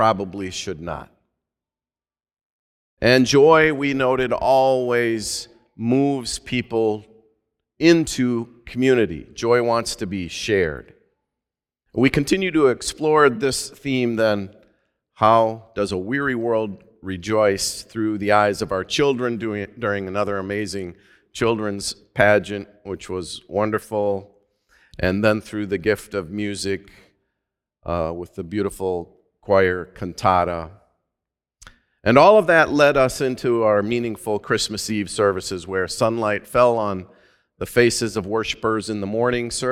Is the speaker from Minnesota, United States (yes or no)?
yes; Minnesota, United States; my home state of Minnesota